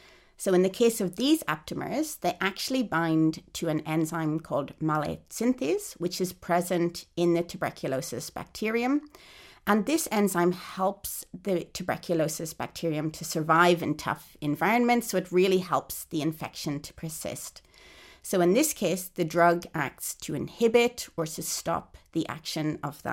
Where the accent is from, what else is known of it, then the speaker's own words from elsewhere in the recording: Ireland; now in Australia; In fact, when I emigrated to Australia in 2006 from Ireland, I had to undergo a chest x-ray to prove that I wasn't infected with TB.